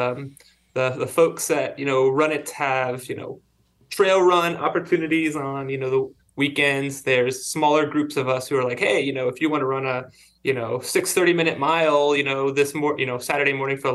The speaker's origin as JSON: {"language": "English", "town": "Cincinnati", "region": "Ohio", "country": "United States", "moved": "yes", "lives_now": "North Carolina, United States", "said": "I'm originally from Cincinnati, Ohio"}